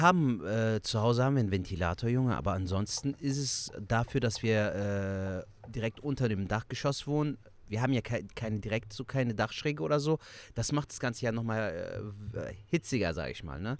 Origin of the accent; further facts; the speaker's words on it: Cologne, North Rhine-Westphalia, Germany; accent: Kölsch; der Kölsch Jung aus Köln, geboren und aufgewachsen in Köln. Kölner durch und durch, ne? Rheinländer